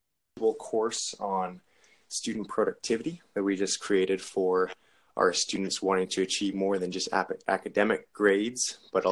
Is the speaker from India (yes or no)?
no; Canada; I'm from Canada